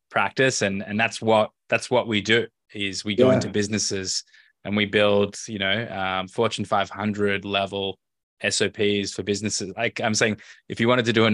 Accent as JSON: {"language": "English", "town": "Melbourne", "region": "Victoria", "country": "Australia", "tie": "born or raised there", "also_born_or_lived": "Tel Aviv, Israel / Los Angeles, United States", "moved": "as an adult", "said": "I grew up in Melbourne"}